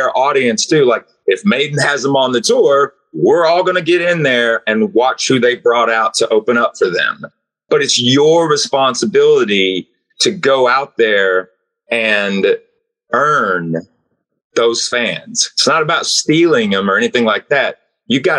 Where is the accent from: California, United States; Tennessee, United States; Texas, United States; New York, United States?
Tennessee, United States; Knoxville; I'm from Knoxville, Tennessee, in the United States